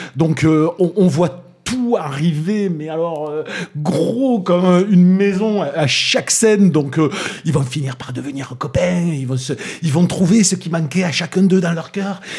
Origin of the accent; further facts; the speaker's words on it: Toulouse, Occitania, France; accent: Toulousain; mon accent toulousain